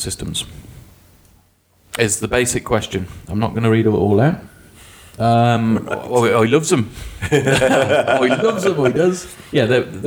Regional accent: Wales, United Kingdom; I'm Welsh

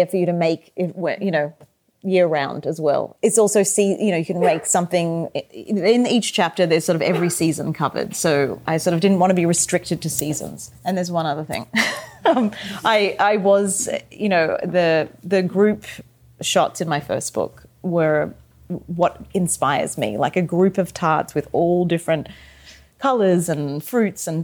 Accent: Australia; moved away; growing up in Australia, cooking the way I did with my family and my mother at home

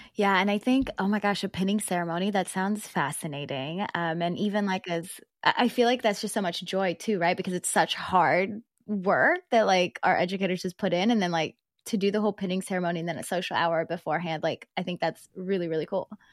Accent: South Georgia, United States; also born or lived in Philippines; I was born in the Philippines and I moved to South Georgia. And so South Georgia, like all of my teachers were black

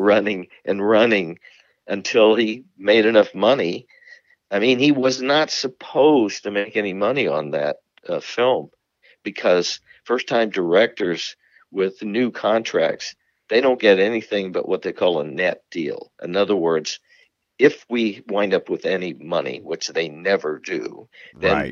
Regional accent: Marin County, California, United States; also born or lived in San Francisco; I was born in San Francisco. I grew up in Marin County

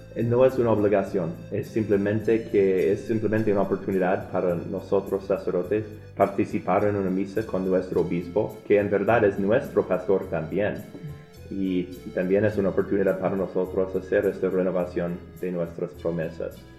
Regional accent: Omaha, Nebraska, United States; Yo vengo de Omaha. Yo, en verdad, es mi ciudad

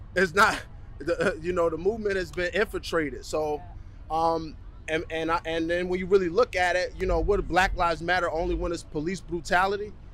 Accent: United States; moved away as an adult; now in Canada; I'm an American citizen

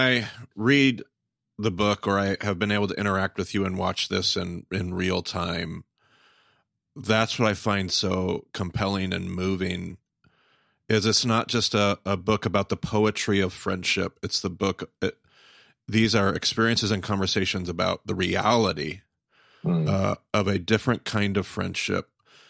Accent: the South, United States; Now, I grew up in the South, where well-meaning charismatics run amok.

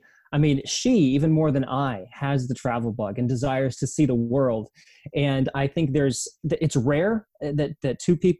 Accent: South Korea; born there; also born or lived in East Asia; I was born in South Korea. My passport country, though, is the United States. So I'm a United States citizen, but I spent many years growing up in East Asia.

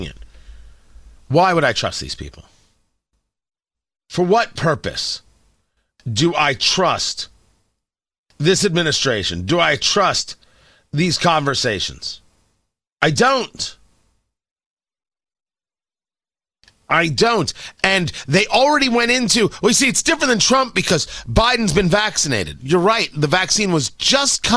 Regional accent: United States; as an American

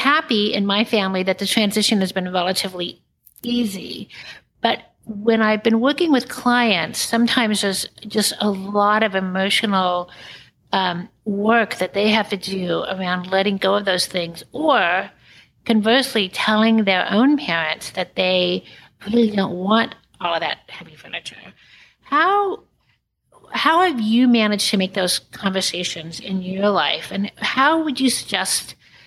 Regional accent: Kansas, United States; now in New York City, United States; I live in New York City now, but I grew up in Kansas

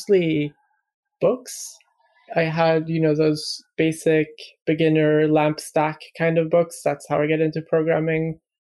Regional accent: Sweden; moved away as an adult; also born or lived in Malmo, Sweden; now in London, United Kingdom; I'm Swedish, lived in Sweden all my life

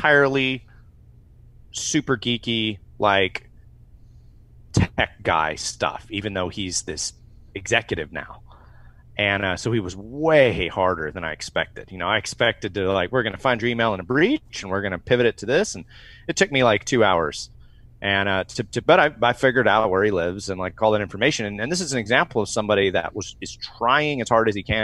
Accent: United States; being an American

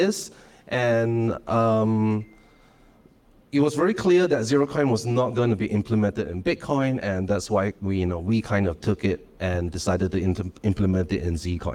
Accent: Malaysia; I am from Malaysia.

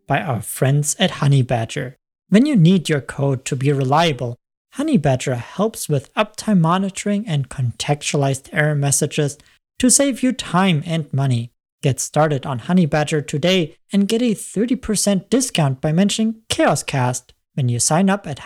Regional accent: Germany; I'm actually German

